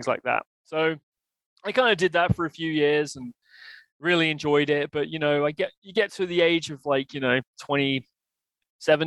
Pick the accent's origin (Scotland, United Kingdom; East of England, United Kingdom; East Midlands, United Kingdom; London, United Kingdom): East Midlands, United Kingdom; Leicester; moved away as an adult; now in Canada; I grew up in Leicester in the United Kingdom. I was born there and I lived there until about the age of 31, when I moved here to Canada with my wife and our kid